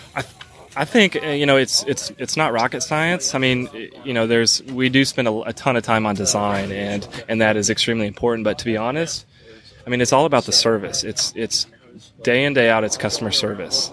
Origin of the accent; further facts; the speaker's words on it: Southwest Missouri, United States; moved away as an adult; also born or lived in Colorado; I'm originally from Southwest Missouri, um, but for about a I don't know ten year stretch prior to moving back home, uh, lived out in Colorado